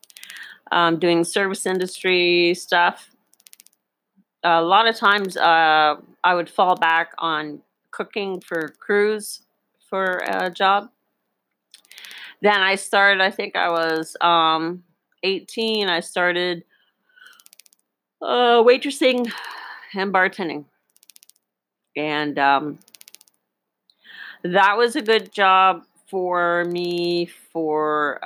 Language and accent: English; Northern Ontario, Canada; also born or lived in Boquete, Panama; now in Panama; When I grew up in Northern Ontario, Canada